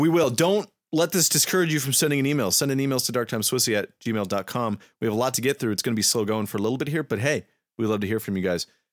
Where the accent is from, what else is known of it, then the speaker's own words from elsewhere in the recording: United States; me and my friends are filthy Americans